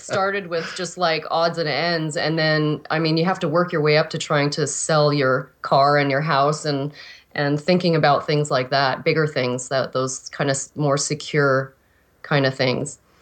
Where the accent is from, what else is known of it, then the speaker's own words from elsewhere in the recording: Regina, Saskatchewan, Canada; I was originally born in Regina, Saskatchewan